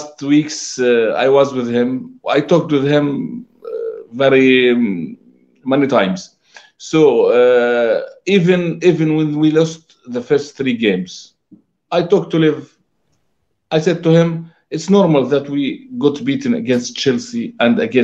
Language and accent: English; Palestine; I'm from Palestine.